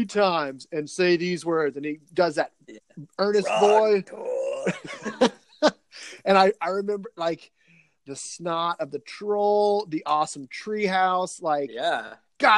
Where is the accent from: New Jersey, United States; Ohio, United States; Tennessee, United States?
Tennessee, United States; Nashville; I grew up in Nashville, Tennessee